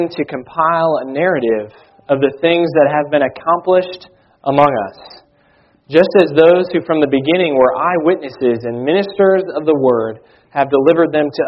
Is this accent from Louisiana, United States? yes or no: no; Chicago, Illinois, United States; I was born in Chicago